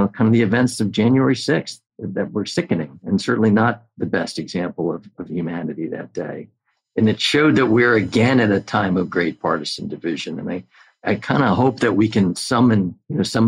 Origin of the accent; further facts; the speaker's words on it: New York, United States; as a New Yorker